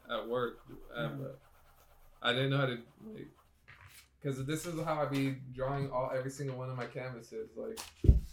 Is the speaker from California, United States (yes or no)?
yes; Orange, California, United States; now in Anaheim, United States; I started out in, I guess, in the city of Orange.